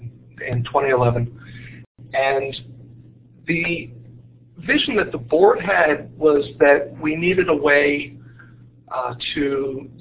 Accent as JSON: {"language": "English", "town": "Baltimore", "region": "Maryland", "country": "United States", "tie": "born or raised there", "said": "the culture of where I grew up and here in Baltimore"}